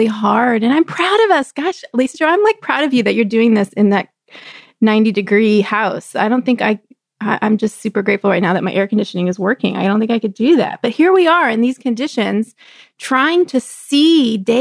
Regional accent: Texas, United States; growing up in Texas

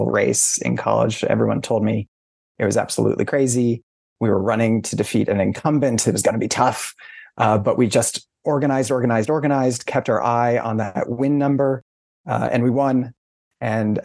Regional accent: Syracuse, New York, United States; I grew up outside of Syracuse in central New York.

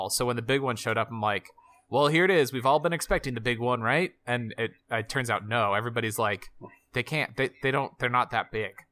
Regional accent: Georgia, United States; from I'm good old from Georgia.

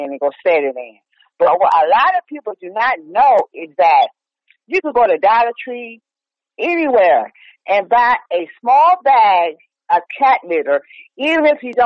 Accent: New York, United States; also born or lived in Chicago; now in Virginia, United States; I do miss living in New York with the snow

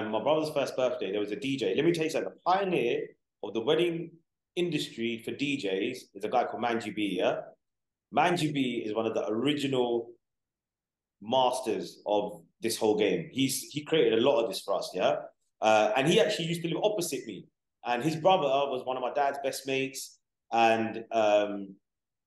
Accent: London, United Kingdom; I grew up in West London

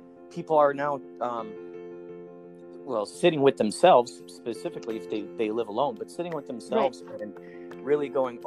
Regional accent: Chicago, Illinois, United States; now in California, United States; when I grew up in Chicago, I was in a few improv groups

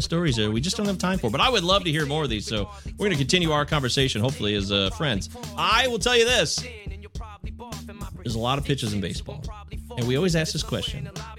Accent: Michigan, United States

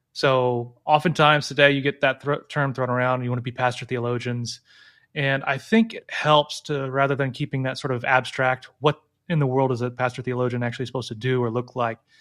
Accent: Illinois, United States; moved away; I lived in Illinois, 'cause I grew up in Illinois

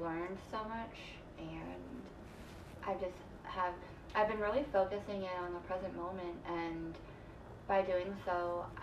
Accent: Michigan, United States; moved away as an adult; now in St. Petersburg, United States; I grew up in Michigan

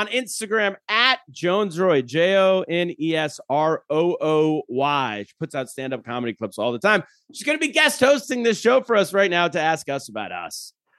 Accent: California, United States; also born or lived in China; now in New York City, United States; I moved to New York City. I'd never lived here before in my life. I grew up in California, and I moved to New York City.

